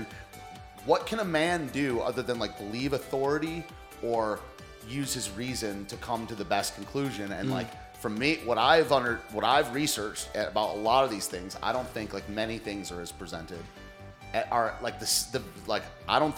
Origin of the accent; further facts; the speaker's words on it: Detroit, Michigan, United States; I'm from the Detroit area